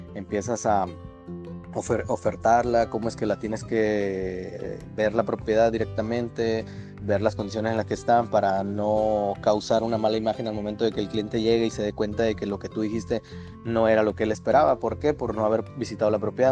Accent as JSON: {"language": "Spanish", "town": "San José del Cabo", "region": "Baja California Sur", "country": "Mexico", "tie": "born or raised there", "also_born_or_lived": "La Paz, Baja California Sur / Ensenada / Tijuana", "said": "soy originario de La Paz, Baja California Sur. Ahí pasé pues parte de mi infancia y de ahí me trasladé a San José del Cabo, donde estuve viviendo parte de mi infancia y parte de mi adolescencia."}